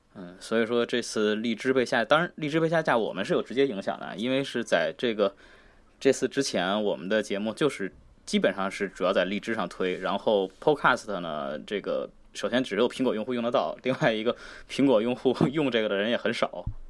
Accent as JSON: {"language": "Chinese", "country": "China", "said": "作为中国人"}